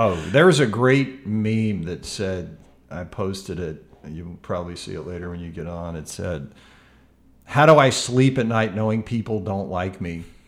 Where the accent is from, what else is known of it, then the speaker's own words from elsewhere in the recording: Memphis, Tennessee, United States; I love this city. I love the people of my hometown here